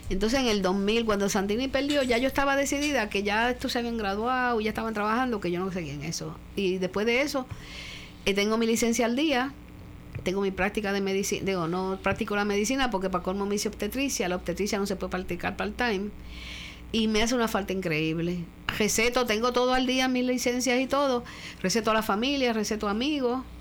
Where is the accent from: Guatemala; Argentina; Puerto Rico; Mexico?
Puerto Rico; Mayagüez; now in San Juan, Puerto Rico; Porque como yo no me crié aquí, mi marido murió, mm, me vine de Mayagüez a San Juan, que es donde yo podía tener un poco de periferia.